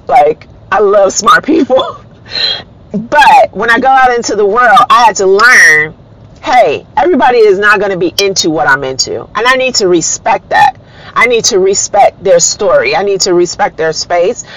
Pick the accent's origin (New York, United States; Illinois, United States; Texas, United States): Illinois, United States; Chicago; I am a very proud Black American, born and raised in Chicago